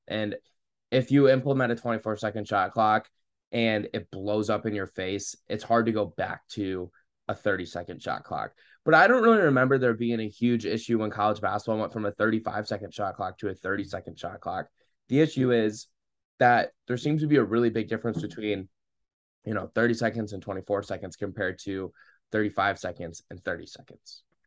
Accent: Saint Louis area, Illinois, United States; I'm from the Saint Louis area

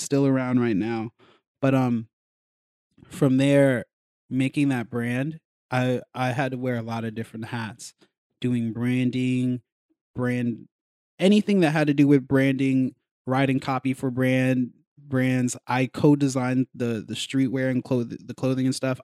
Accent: Colorado, United States; moved away; also born or lived in New York; I was raised in Colorado

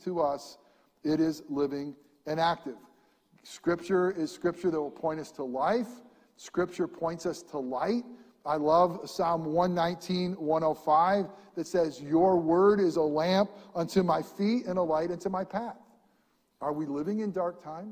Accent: upstate New York, United States; born or raised there

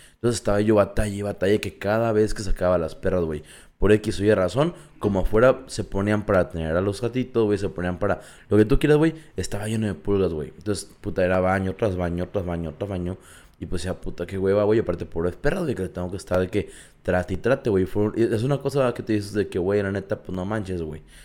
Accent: Mexico; macho mexicano

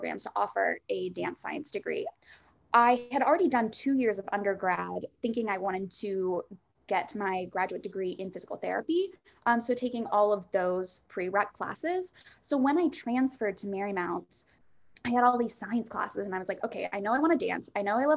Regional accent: Staunton, Virginia, United States; moved away as an adult; also born or lived in New York; From 5 to 18, yeah, I grew up dancing in Central Virginia in just a little town called Stanton outside of Charlottesville

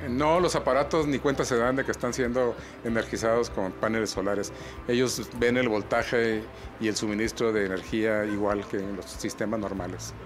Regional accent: Mexico; en nuestro país

